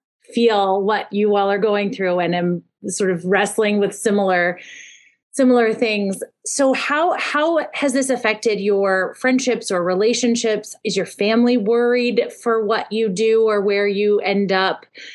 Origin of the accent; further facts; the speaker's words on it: Indiana, United States; I'm from Indiana